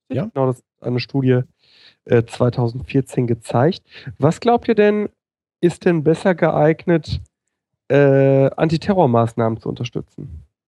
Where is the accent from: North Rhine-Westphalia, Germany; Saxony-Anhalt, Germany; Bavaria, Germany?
North Rhine-Westphalia, Germany; Ruhr area; Kind des Ruhrgebiets, das ich bin